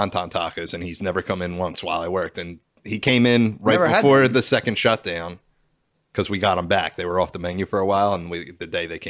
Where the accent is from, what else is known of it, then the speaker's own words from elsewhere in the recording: Pennsylvania, United States; I rep PA proud.